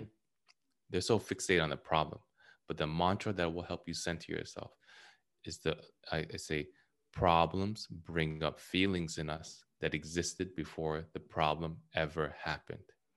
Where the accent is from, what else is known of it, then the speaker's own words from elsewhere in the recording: California, United States; I'm from California